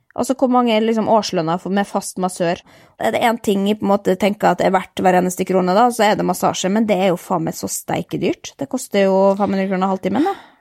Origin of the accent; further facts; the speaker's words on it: Norway; vi kommer fra Norge